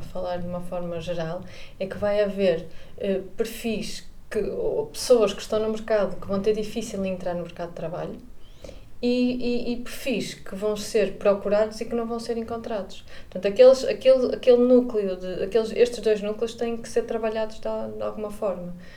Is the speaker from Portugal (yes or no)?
yes; Porto, Norte, Portugal; moved away as an adult; now in Vigo, Spain; sou do Porto, vivo em Vigo e trabalho em Viena